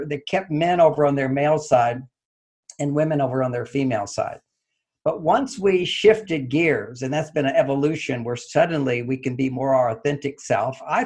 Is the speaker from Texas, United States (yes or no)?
yes; Texas, United States; I grew up in Texas